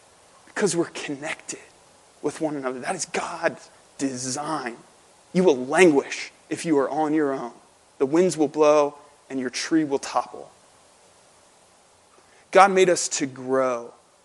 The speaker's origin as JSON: {"language": "English", "town": "St. Louis", "region": "Missouri", "country": "United States", "tie": "born or raised there", "also_born_or_lived": "Lebanon, Pennsylvania", "moved": "yes", "lives_now": "Drexel Hill, United States", "said": "growing up in St. Louis at my home church, at Hope Church in St. Louis"}